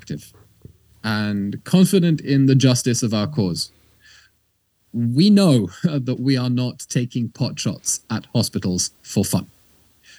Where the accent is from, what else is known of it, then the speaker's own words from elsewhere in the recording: United Kingdom; moved away as an adult; now in Israel; I was born in the UK to Israeli parents, grew up there, studied there, university, my bachelor's and my master's at Oxford and Cambridge